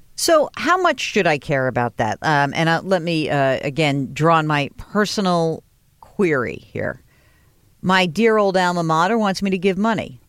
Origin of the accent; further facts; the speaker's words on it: New York, United States; I grew up in New York